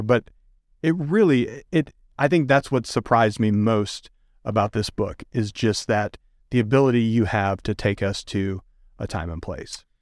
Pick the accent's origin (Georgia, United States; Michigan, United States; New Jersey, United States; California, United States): Michigan, United States; moved away; I grew up in Michigan